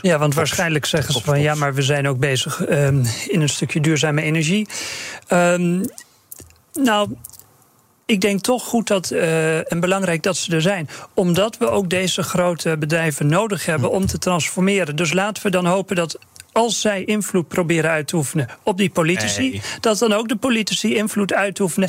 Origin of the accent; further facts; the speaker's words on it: Terschelling, Friesland, Netherlands; ik ben opgegroeid op de Schelling